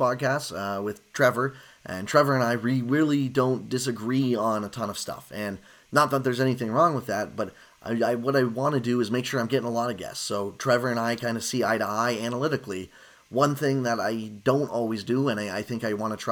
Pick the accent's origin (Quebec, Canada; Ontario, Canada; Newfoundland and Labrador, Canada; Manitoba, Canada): Ontario, Canada; Kitchener; growing up in the Kitchener-Waterloo area